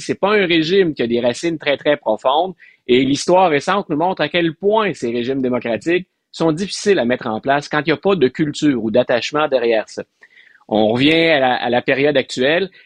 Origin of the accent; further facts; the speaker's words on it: Quebec, Canada; comme Québécois